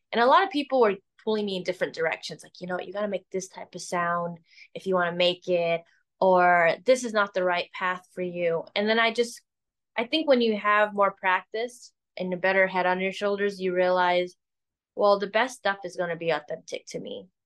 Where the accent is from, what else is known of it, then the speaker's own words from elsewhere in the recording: Chicago, Illinois, United States; Hey, I love Chicago. I grew up in Chicago. I would love